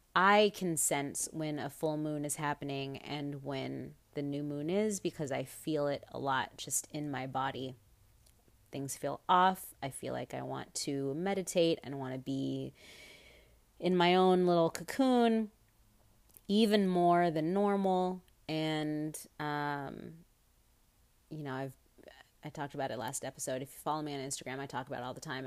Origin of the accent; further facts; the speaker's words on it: United States; as an American